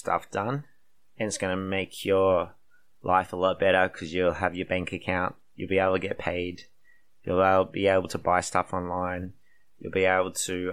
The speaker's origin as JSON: {"language": "English", "country": "Australia", "moved": "as an adult", "lives_now": "South Korea", "said": "I come from Australia"}